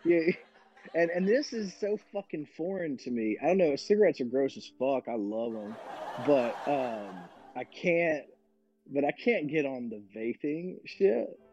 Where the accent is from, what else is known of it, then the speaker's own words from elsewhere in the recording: Winston-Salem, North Carolina, United States; moved away; also born or lived in New Hampshire; I moved from Winston Salem, like where RJR. That's where I'm from.